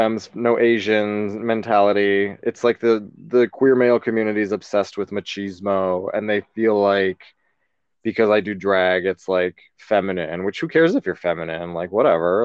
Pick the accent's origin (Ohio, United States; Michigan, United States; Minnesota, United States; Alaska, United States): Ohio, United States; a little tiny town west of Cleveland; moved away as an adult; now in New York, United States; I'm from a little tiny town, a little bit west of Cleveland, Ohio, but it was very rural when I was growing up